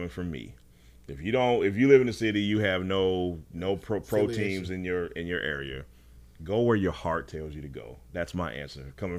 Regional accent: Charlotte, North Carolina, United States; growing up in the Charlotte area in the late 80s, early 90s

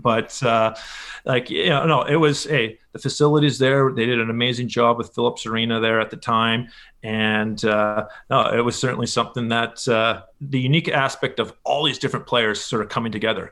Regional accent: Winnipeg, Manitoba, Canada; moved away as an adult; also born or lived in Edmonton; I was born in Edmonton, but pretty much spent my entire childhood. Uh, parents still live in Winnipeg. Um, that's really my hometown for sure

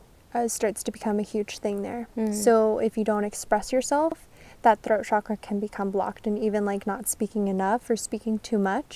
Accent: Missouri, United States; now in Las Vegas, United States; I was born here, but I grew up in Missouri.

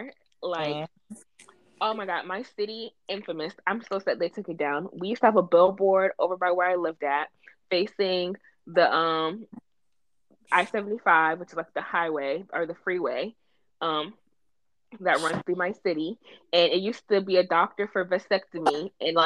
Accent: Florida, United States; Growing up in Florida

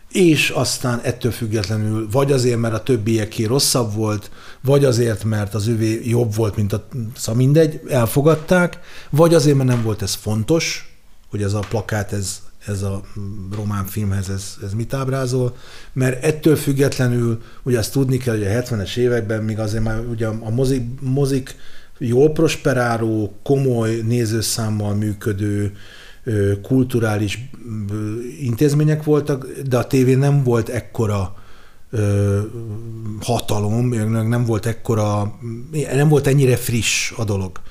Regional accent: Budapest, Hungary; a zuglói vagyok, és a legközelebb a sport és a zugló mozi volt

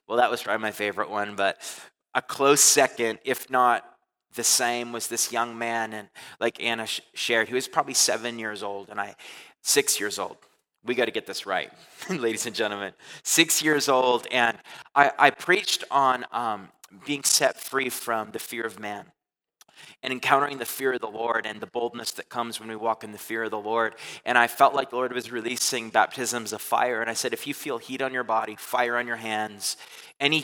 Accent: Canada; moved away; I'm from Canada

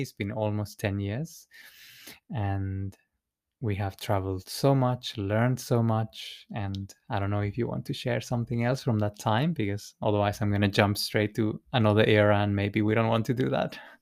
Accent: Santiago, Santiago Metropolitan Region, Chile; moved away; I was born in Chile, in, uh, in the capital of Santiago

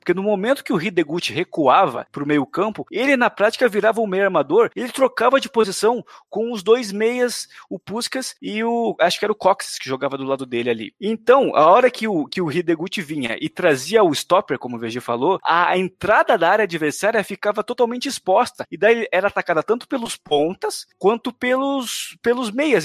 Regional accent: Brazil

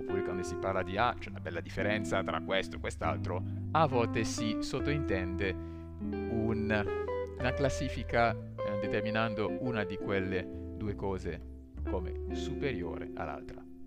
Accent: Côte d’Ivoire; now in Italy; io, che vengo dalla Costa d'Avorio

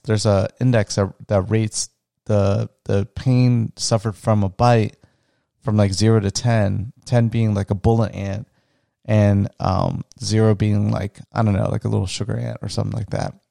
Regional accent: Florida, United States; also born or lived in Orlando, Florida; where I grew up in Florida, I'll never forget in grade school

